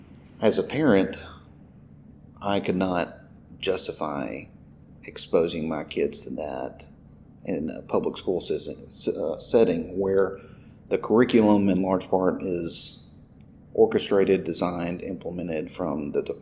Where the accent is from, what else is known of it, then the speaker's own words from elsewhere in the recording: Humboldt, Tennessee, United States; moved away as an adult; also born or lived in Indiana; And I went through the city school system here. I graduated in Humboldt City Schools mm-hmm. in the late 90s.